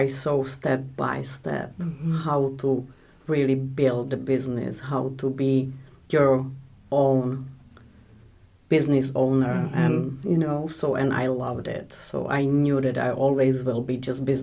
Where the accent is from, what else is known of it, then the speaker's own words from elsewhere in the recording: Czechia; English is a second language; moved away as an adult; now in United States; we came from Czech Republic. Mm-hmm. I was born in Czechoslovakia